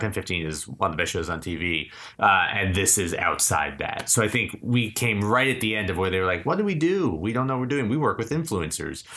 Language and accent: English; Keene, New Hampshire, United States; now in Los Angeles, United States; I grew up in Keene, New Hampshire